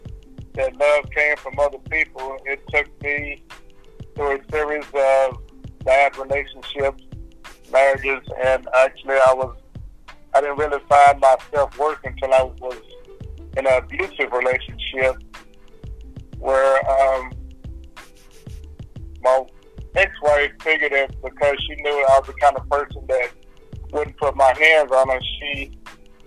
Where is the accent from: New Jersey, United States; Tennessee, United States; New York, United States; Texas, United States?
Tennessee, United States; Nashville; I'm originally from Nashville. I grew up South Nashville, West Nashville, East Nashville, and went to school for all the different school levels here